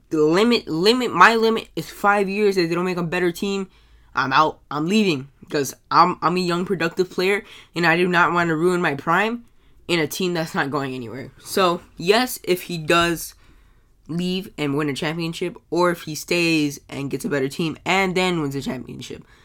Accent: United States; I'm American.

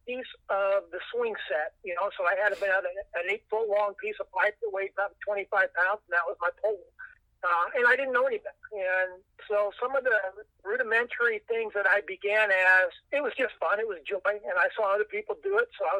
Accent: Missouri, United States; a lot of people from my hometown, a lot of people from Central Missouri, a lot of college buddies all came down.

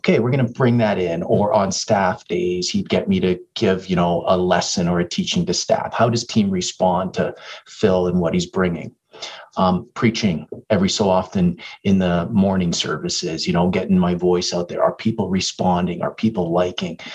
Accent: Toronto, Ontario, Canada; moved away as an adult; now in Edmonton, Canada; I'm from Toronto area

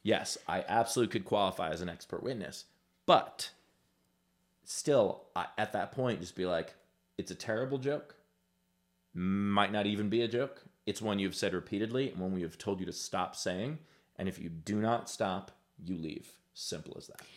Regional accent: New York City, New York, United States; I grew up in Queens in the eighties

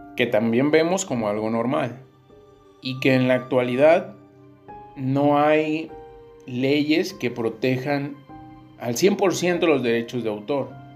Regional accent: Tierra Caliente, Mexico; de la parte de donde soy, de, Tierra Caliente

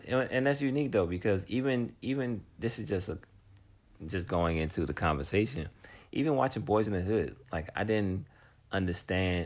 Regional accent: Washington, District of Columbia, United States; I'm from Washington, D.C., D.C. proper

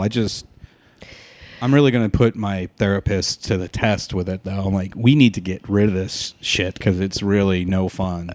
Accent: San Diego, California, United States; moved away as an adult; also born or lived in Walnut, California; now in Los Angeles, United States; we moved to San Diego when I was twelve. So I s, consider San Diego, like, my hometown, 'cause that's where I did all my growing up

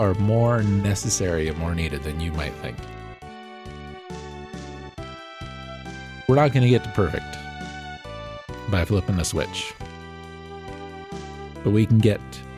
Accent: United States

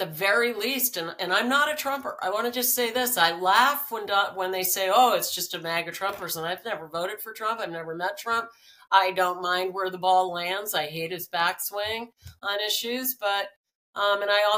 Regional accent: East Coast, United States; also born or lived in Washington, D.C.; I grew up on the East Coast

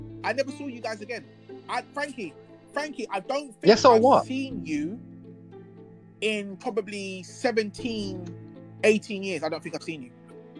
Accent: London, United Kingdom; moved away; no one knows I'm from Brixton.

